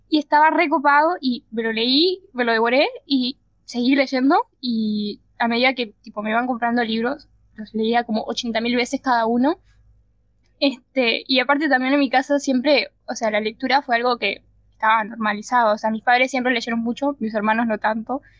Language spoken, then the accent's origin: Spanish; Montevideo, Uruguay; somos de Uruguay, Montevideo y de dos barrios, un barrio.